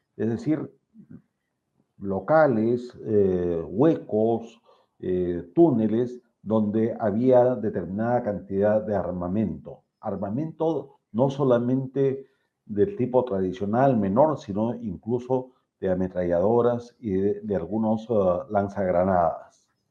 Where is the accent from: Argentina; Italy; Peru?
Peru; como peruano